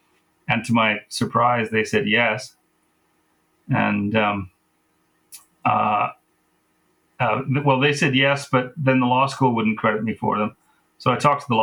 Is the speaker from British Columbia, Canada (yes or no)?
yes; Vernon, British Columbia, Canada; also born or lived in England; I'm from Vernon. That's my, that's where I grew up